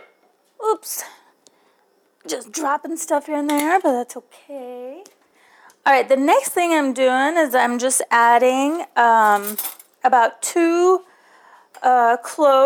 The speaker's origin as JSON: {"language": "English", "region": "New York", "country": "United States", "tie": "born or raised there", "also_born_or_lived": "New Delhi, India", "moved": "as an adult", "lives_now": "Atlanta, United States", "said": "I was raised in New York"}